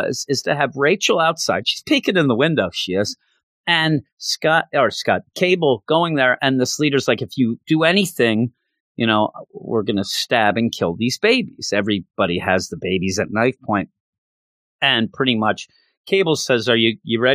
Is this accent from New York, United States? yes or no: no; Philadelphia, Pennsylvania, United States; also born or lived in Bucks County, Pennsylvania; I'm from the Philadelphia area